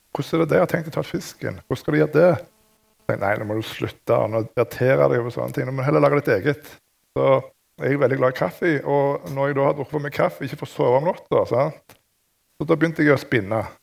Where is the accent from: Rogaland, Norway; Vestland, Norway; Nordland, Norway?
Rogaland, Norway; jeg er jo fra Rogaland, og i det området så er det masse ingeniører